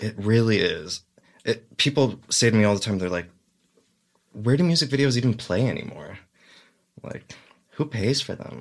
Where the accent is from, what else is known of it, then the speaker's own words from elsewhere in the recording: the Valley, California, United States; also born or lived in Los Angeles; now in North Hollywood, United States; I grew up in the Valley